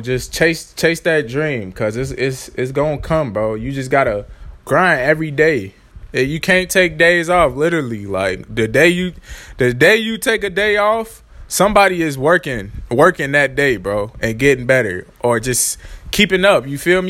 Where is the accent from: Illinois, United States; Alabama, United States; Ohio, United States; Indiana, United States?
Illinois, United States; Chicago; I'm from Chicago